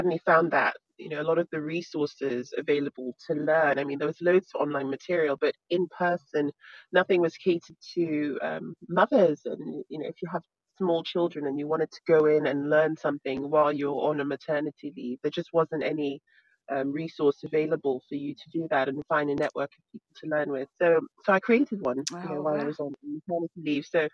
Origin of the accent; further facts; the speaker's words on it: Nigeria; moved away; I grew up in Nigeria